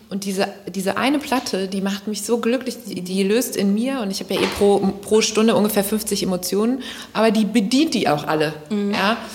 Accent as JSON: {"language": "German", "region": "North Rhine-Westphalia", "country": "Germany", "accent": "Kölsch", "said": "Für mich ist das einfach Musik in meiner Muttersprache. Und die ist halt eben nicht nur Hochdeutsch, sondern die ist auch Kölsch."}